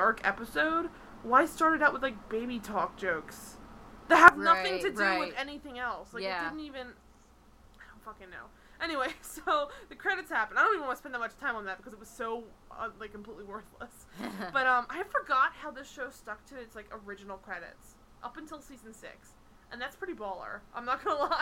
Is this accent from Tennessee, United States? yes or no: no; Philadelphia, Pennsylvania, United States; I'm from Philadelphia